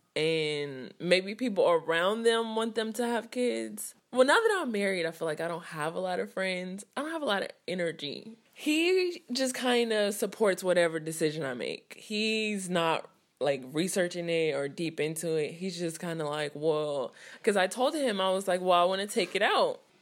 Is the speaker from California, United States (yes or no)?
yes; Richmond, California, United States; I'm twenty-six and I'm from Richmond, California. Like, where I lived was, like, in the dead of the hood